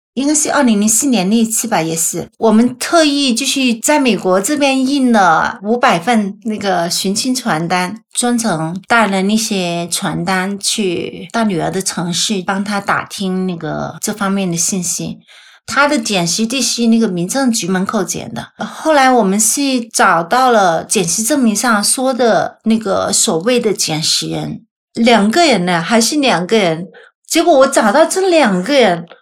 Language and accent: Chinese; Guangzhou, Guangdong, China; moved away as an adult; now in United States; 一九七零年出生的，我的老家是广州，郊区的